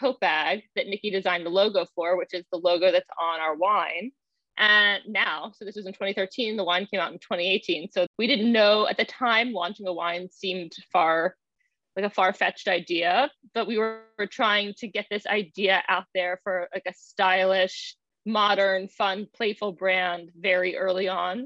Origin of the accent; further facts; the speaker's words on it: Baltimore, Maryland, United States; now in New York, United States; She and I grew up together in Baltimore